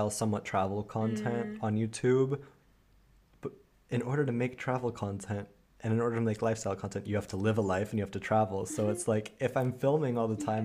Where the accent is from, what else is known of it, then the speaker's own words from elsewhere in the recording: United States; moved away; also born or lived in Germany; I'm originally from the States